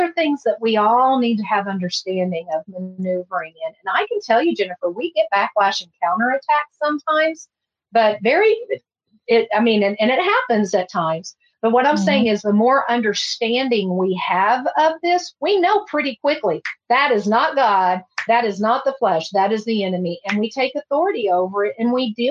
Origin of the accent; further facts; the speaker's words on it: Texas, United States; I'm from Texas